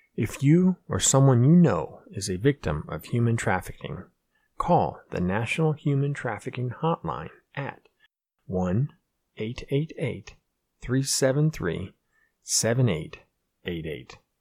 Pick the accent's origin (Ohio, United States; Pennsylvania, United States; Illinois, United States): Pennsylvania, United States; we grew up in this small, same small, know nothing town in Pennsylvania